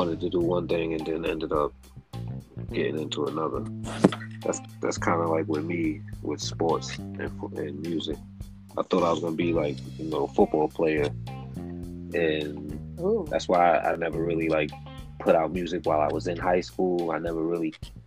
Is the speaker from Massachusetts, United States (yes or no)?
no; Connecticut, United States; also born or lived in Long Island, New York; I was born in Long Island, New York. Moved to Connecticut to start school, and I'm still in Connecticut now.